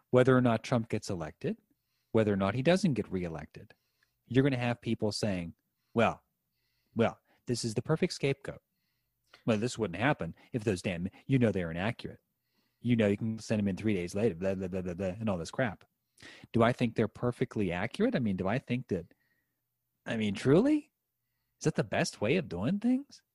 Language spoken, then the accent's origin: English; Western Pennsylvania, United States; my hometown here in Western Pennsylvania